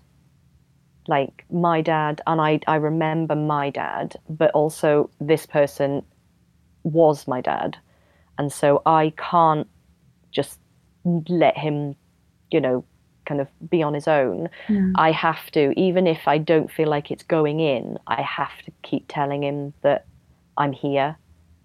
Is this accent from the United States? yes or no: no; Wales, United Kingdom; moved away as an adult; now in London, United Kingdom; I'm from Wales